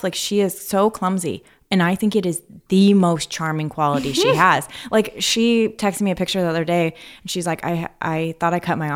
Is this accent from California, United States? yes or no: yes; Palmdale, California, United States; my hometown